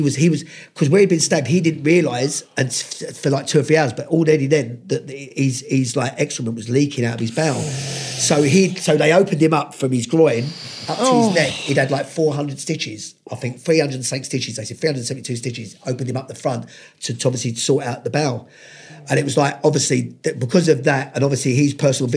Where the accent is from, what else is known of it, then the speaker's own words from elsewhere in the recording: London, United Kingdom; growing up around Lewisham and those areas